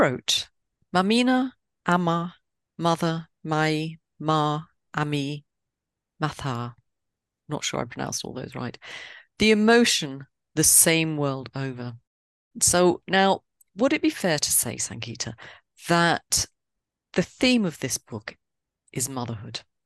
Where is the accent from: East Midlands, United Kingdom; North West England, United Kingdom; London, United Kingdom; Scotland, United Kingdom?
London, United Kingdom; I am a Londoner